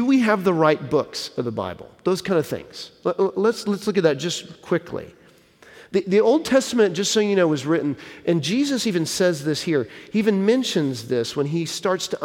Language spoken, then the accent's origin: English; Texas, United States; moved away; I'm from Texas originally, and my wife and I both are